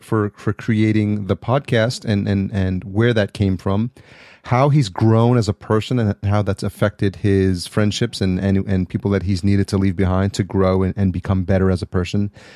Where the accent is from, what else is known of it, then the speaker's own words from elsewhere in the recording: New York City, New York, United States; moved away; I'm from New York originally